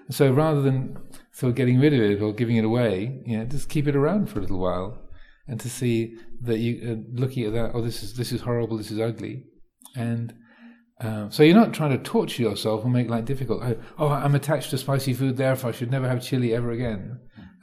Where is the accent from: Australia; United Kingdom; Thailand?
Thailand; So growing up in Thailand, you know, things being spicy, um, you know, having a, having chili